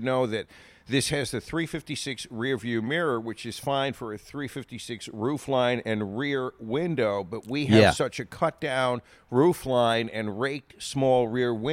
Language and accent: English; Long Island, New York, United States; my hometown on Long Island